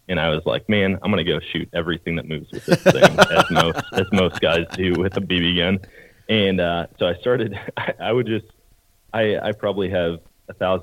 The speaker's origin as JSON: {"language": "English", "town": "Eau Claire", "region": "Wisconsin", "country": "United States", "tie": "born or raised there", "moved": "yes", "said": "I grew up in Wisconsin, Eau Claire, Wisconsin, and born and raised there"}